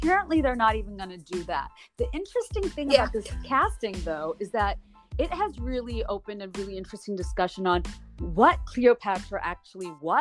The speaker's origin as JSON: {"language": "English", "country": "Bangladesh", "tie": "born or raised there", "moved": "as an adult", "lives_now": "United States", "said": "I was born and raised in Bangladesh"}